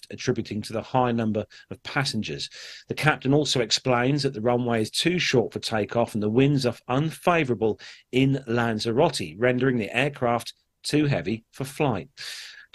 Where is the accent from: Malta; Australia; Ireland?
Malta; I'm from Malta